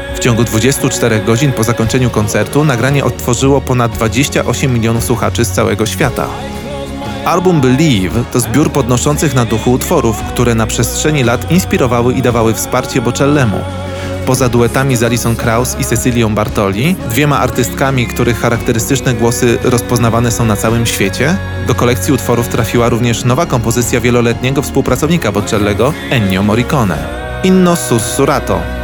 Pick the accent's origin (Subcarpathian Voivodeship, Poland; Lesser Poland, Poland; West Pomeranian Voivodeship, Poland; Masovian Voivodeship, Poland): Masovian Voivodeship, Poland; Wołomin; ja jestem z Wołomina, który ma tam z 30 tysięcy, ale jest bardzo blisko Warszawy